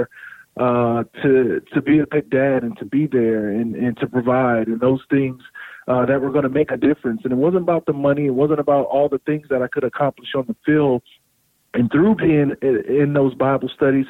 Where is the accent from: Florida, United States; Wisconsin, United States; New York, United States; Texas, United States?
Florida, United States; South; I grew up in South Florida